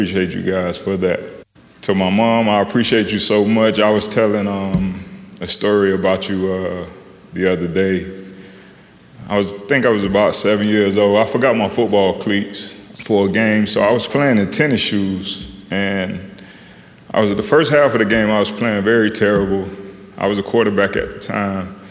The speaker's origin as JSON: {"language": "English", "town": "Miami", "region": "Florida", "country": "United States", "tie": "born or raised there", "moved": "as an adult", "said": "I grew up in Miami. You know, I went to college in Miami."}